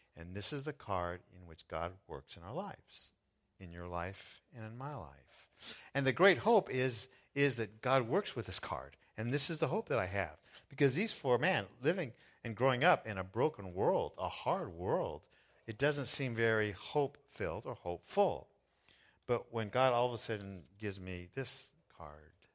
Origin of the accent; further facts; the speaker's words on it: Southern California, United States; I was born in Southern California in the United States